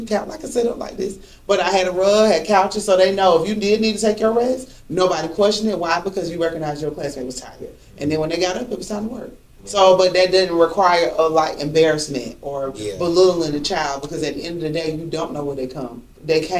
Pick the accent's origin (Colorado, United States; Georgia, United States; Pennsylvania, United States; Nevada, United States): Georgia, United States; I grew up old school, too, from the South. Mm-hmm. No, born and raised in Georgia